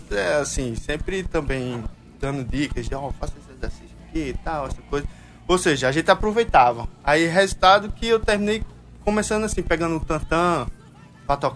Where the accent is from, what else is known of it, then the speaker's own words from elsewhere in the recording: Paraíba, Brazil; Eu sou paraibano, então eu tenho